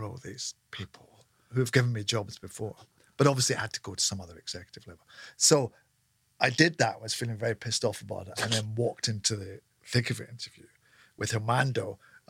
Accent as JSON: {"language": "English", "region": "Scotland", "country": "United Kingdom"}